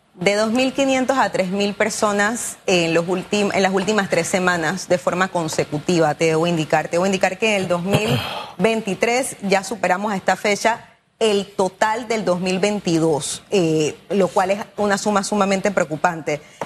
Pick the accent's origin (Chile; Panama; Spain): Panama; quienes somos panameños